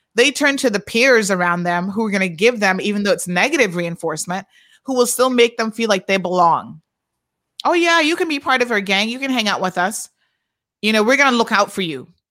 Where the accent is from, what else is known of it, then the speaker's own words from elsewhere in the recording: Georgetown, Demerara-Mahaica, Guyana; I am from Georgetown